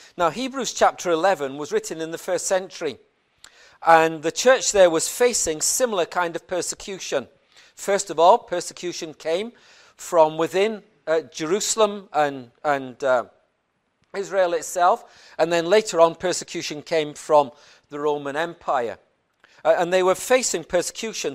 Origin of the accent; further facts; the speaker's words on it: Plateau, Nigeria; I was born in Plateau State in the middle of Nigeria